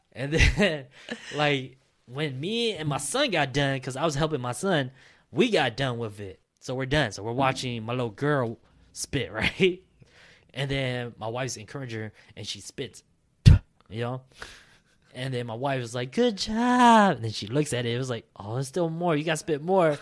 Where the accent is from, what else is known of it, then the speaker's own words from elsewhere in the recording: Minnesota, United States; I was born and raised in Minnesota